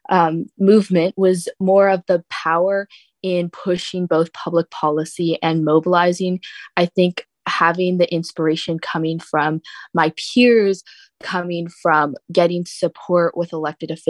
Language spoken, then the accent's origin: English; Florida, United States; born there; now in San Diego, United States; So, I was born in South Florida um, during the 2005 hurricane season. And moving to San Diego, I didn't know a lot about climate change initially